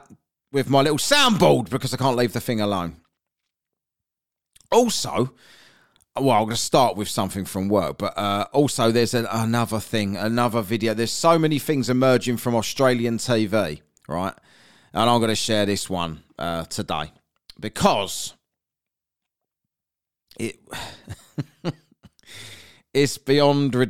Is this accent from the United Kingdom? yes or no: yes; London, United Kingdom; accent: cockney; North London Arsenal fan, half the family's Arsenal, half the family's Tottenham. We're from North London